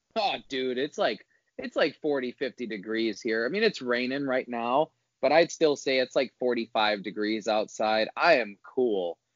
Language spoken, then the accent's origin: English; Northwest Indiana, United States; growing up in Indiana, Northwest Indiana